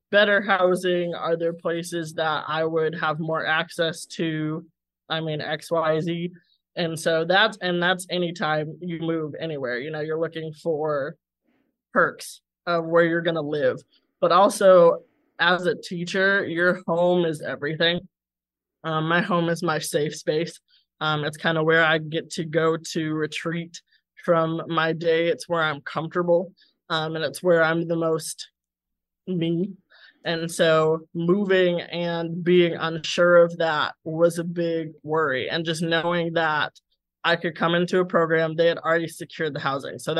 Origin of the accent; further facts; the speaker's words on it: Colorado, United States; moved away as an adult; now in Kansas City, United States; I moved to Kansas City from Colorado, where I am originally from.